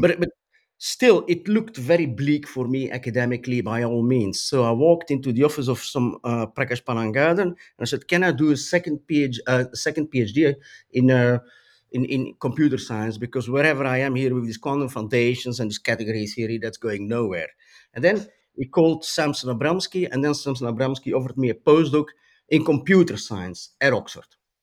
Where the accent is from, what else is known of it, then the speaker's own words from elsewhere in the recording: Flanders, Belgium; also born or lived in Brussels; I grew up in a town in Belgium